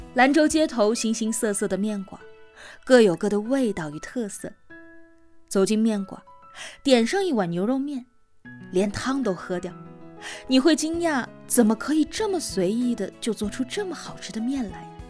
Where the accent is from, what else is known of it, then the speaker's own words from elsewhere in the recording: Lanzhou, Gansu, China; 那个兰州啊，不仅是我的家乡